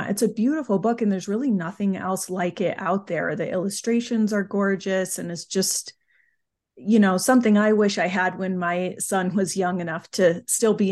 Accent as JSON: {"language": "English", "country": "United Kingdom", "said": "I always say I am British"}